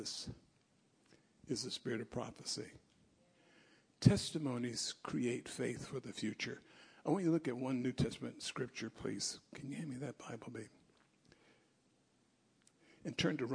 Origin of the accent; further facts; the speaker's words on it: United States; I'm American.